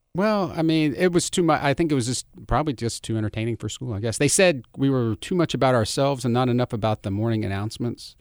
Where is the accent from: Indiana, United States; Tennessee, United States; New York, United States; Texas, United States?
Tennessee, United States; Germantown; I grew up in Germantown.